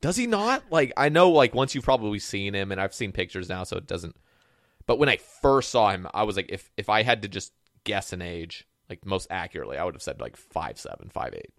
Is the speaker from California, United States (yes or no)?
no; Oregon, United States; moved away; I grew up on the West Coast, like Oregon